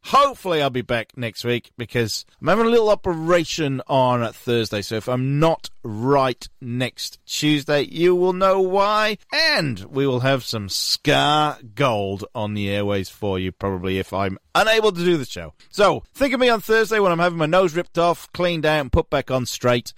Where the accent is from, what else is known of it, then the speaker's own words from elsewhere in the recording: Newport, Wales, United Kingdom; I'm from Newport